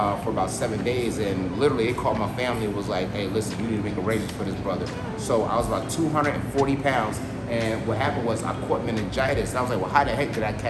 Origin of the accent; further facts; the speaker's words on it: Philadelphia, Pennsylvania, United States; moved away; I'm from Philly